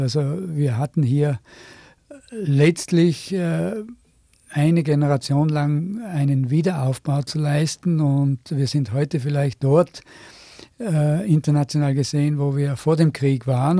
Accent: Innsbruck, Tyrol, Austria; also born or lived in Seefeld; ich selber bin aber Innsbrucker und damals in Seefeld geboren, weil eben Innsbruck zu 1944 eine gefährliche Stadt war

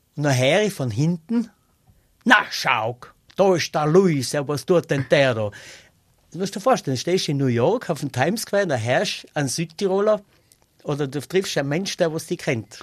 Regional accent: North Tyrol, Austria; also born or lived in Styria / Ulten Valley, South Tyrol (family origin); Ich bin in Nordtirol aufgewachsen und äh, ich bin da daheim und ich, ich bin am liebsten da daheim

